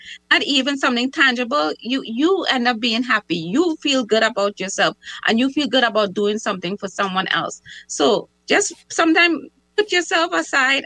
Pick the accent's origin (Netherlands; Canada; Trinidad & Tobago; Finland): Trinidad & Tobago; now in United States; I'm from Trinidad